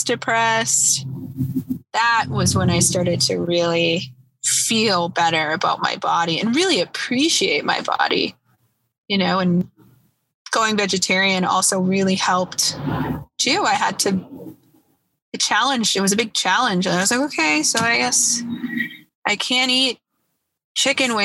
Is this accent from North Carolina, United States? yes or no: no; Boston, Massachusetts, United States; I'm from Boston, and Boston has a huge drinking problem, always has